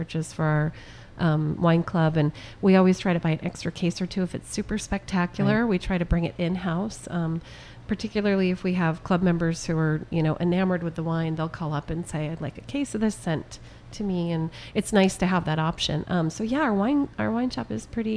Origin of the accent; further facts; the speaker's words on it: upstate New York, United States; moved away; I grew up in upstate New York